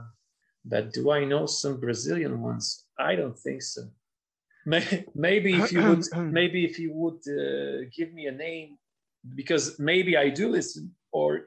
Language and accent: English; Poland; also born or lived in Lublin; now in Warsaw, Poland; we are crazy about the football in Poland, but we have absolutely no success in sport